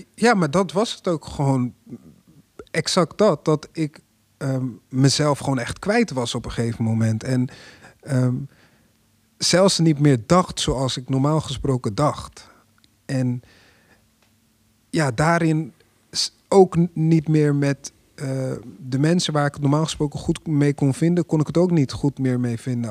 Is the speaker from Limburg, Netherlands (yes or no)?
no; Apeldoorn, Gelderland, Netherlands; ik kom zelf uit Apeldoorn